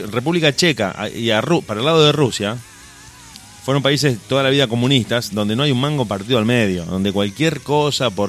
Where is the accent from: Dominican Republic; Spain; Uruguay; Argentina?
Uruguay; como si nosotros los uruguayos decimos, no, yo soy argentino, ah, yo soy uruguayo, somos los mismos, iguales.